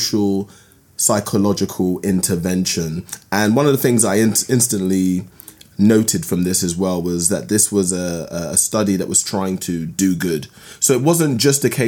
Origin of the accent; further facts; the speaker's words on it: London, United Kingdom; I grew up in London, and I grew up in London in the 80s and 90s